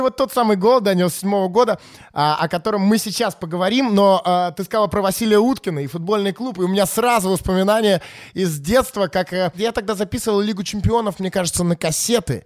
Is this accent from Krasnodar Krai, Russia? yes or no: no; Saint Petersburg, Russia; я вообще из Питера